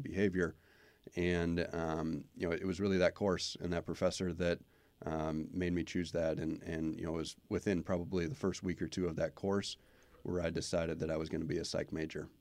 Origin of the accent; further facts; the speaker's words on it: Twin Cities area, Minnesota, United States; moved away as an adult; also born or lived in Wisconsin; now in West Haven, United States; I grew up in Minnesota, uh, in the, in the Twin Cities area.